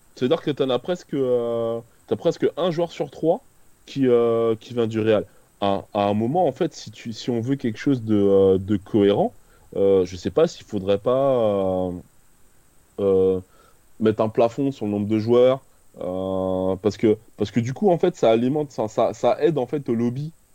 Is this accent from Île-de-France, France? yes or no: yes; Créteil, Île-de-France, France; j'ai grandi à Créteil